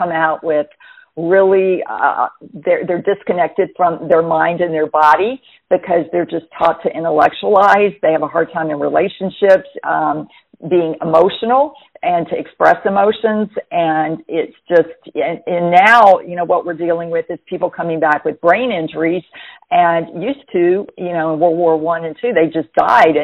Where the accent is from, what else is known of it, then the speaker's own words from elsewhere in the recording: Jackson, Mississippi, United States; also born or lived in Camp Lejeune, North Carolina / Hawaii; now in New Bern, United States; I was raised in Jackson, Mississippi